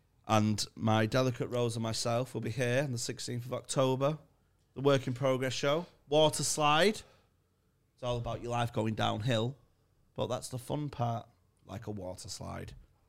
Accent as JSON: {"language": "English", "town": "Manchester", "region": "North West England", "country": "United Kingdom", "said": "I'm from Garton in Manchester, which is where Shameless was based."}